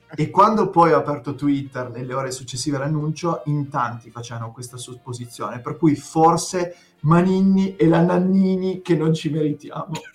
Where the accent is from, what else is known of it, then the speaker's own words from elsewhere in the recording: Piedmont, Italy; accent: tartufino (Piedmontese); il mio accento tartufino